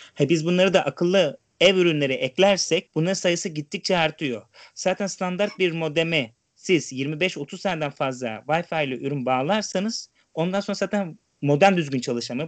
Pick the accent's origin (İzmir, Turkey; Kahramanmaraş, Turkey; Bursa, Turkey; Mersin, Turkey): İzmir, Turkey; now in Europe; Doğma büyüme İzmirliyim. Şu an Avrupa'da yaşıyorum.